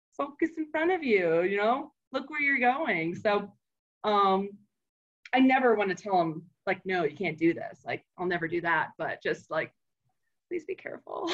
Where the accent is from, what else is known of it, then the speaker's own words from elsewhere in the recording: Florida, United States; now in Colorado, United States; we grew up in Florida